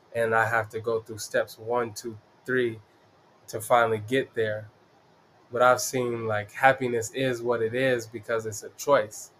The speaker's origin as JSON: {"language": "English", "town": "Denver", "region": "Colorado", "country": "United States", "tie": "born or raised there", "said": "I'm from the East Side. I rep it proudly, the East Side of Denver. Uh, born and raised here."}